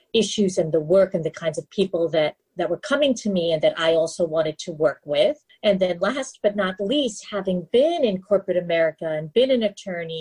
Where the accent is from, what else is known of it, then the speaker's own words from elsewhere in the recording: New York City, New York, United States; moved away; I grew up in New York City, the Big Apple